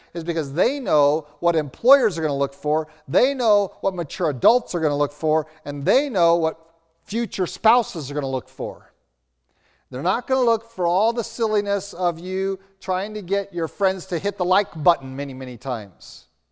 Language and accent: English; Roanoke, Virginia, United States; now in Albuquerque, United States; growing up in Roanoke, Virginia, as a teenager